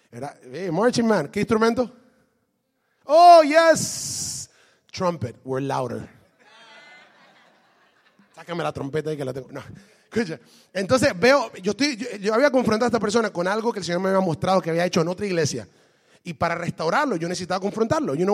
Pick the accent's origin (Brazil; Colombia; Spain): Brazil; Le digo, ¿por qué razón? Porque yo soy de Brasil.